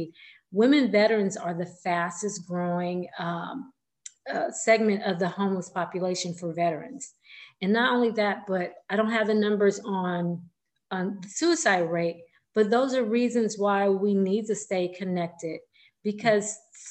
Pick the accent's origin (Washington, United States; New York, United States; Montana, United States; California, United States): California, United States; I'm from California